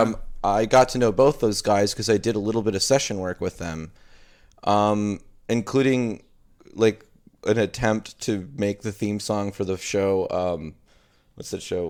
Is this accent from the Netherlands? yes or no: no; Mayville, Wisconsin, United States; now in Milwaukee, United States; I grew up in Mayville, Wisconsin